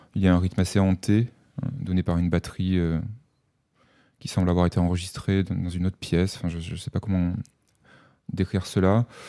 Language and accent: French; Avignon, Provence-Alpes-Côte d'Azur, France; je suis né à Avignon, j'ai passé les deux premières années de ma vie, je ne m'en souviens pas, mais je le sais, on me l'a raconté, dans un HLM du centre-ville. Et ensuite mes parents ont acheté une maison dans un lotissement en banlieue avignonnaise